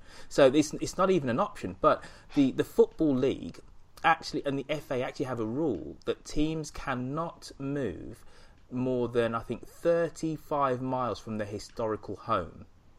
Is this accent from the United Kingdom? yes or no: yes; Birmingham, West Midlands, United Kingdom; my hometown of Birmingham